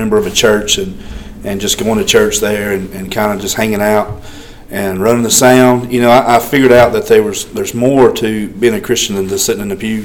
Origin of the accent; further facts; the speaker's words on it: Double Springs, Alabama, United States; now in Haleyville, United States; growing up in Double Springs